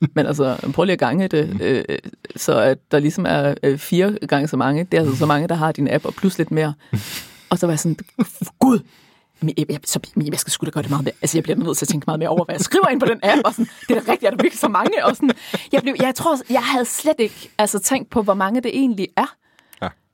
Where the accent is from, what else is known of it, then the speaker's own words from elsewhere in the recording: Aars, North Denmark Region, Denmark; now in Copenhagen, Denmark; min fødeby, Aars